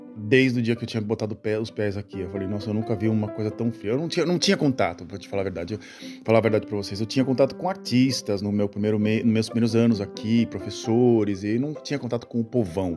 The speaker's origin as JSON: {"language": "Portuguese", "country": "Brazil", "also_born_or_lived": "Santos", "moved": "as an adult", "lives_now": "Netherlands", "said": "eu saí do Brasil porque eu me casei com uma holandesa e aqui era melhor do que aí"}